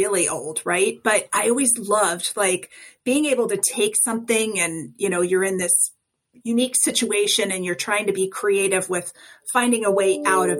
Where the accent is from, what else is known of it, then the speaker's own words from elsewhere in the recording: Colorado, United States; I'm from Colorado.